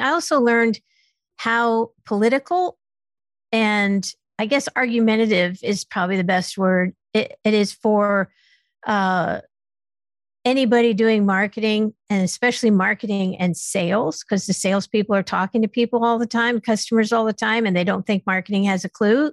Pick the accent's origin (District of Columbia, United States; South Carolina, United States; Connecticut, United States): Connecticut, United States; Stamford; also born or lived in West Coast; I was born in Stamford, Connecticut.